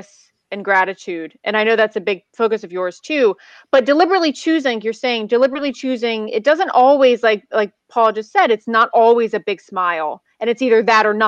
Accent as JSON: {"language": "English", "country": "United States", "said": "as an American"}